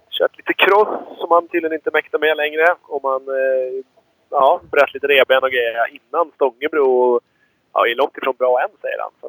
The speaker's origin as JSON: {"language": "Swedish", "area": "near Björklinge / Uppsala", "region": "Uppsala County", "country": "Sweden", "tie": "born or raised there", "said": "Du och jag är ju födda ganska nära eh, Björklinge, eller Uppsala"}